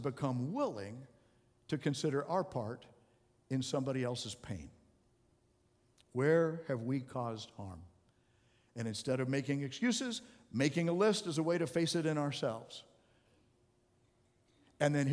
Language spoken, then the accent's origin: English; Arizona, United States; I grew up in Arizona